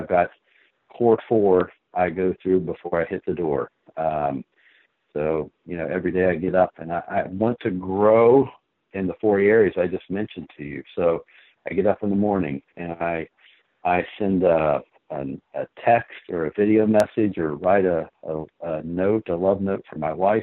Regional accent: Pine Grove, West Virginia, United States; I grew up in Pine Grove, West Virginia.

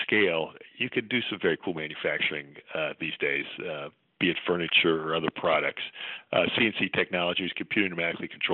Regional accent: West Virginia, United States; I grew up in West Virginia, so I'm just totally biased and have a great pride, colloquial pride in being from West Virginia

